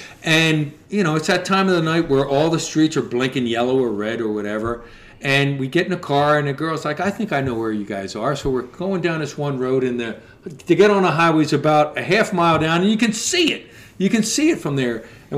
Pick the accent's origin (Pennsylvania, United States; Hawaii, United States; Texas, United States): Pennsylvania, United States; Philadelphia; as soon as we said we're from Philly, we're out for a week.